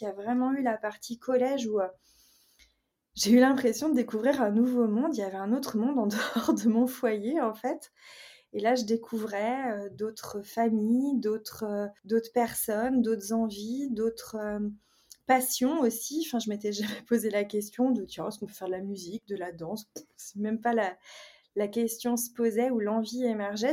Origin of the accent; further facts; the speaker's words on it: Brittany, France; je suis originaire de Bretagne. J'ai grandi dans un milieu familial plutôt, euh, je dirais, modeste